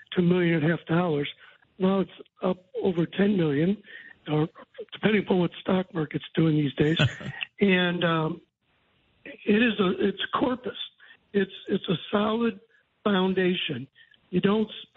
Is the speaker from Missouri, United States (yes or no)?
yes; St. Louis, Missouri, United States; moved away as an adult; now in Decatur, United States; I went to Catholic grade school in St. Louis, Catholic high school, Catholic college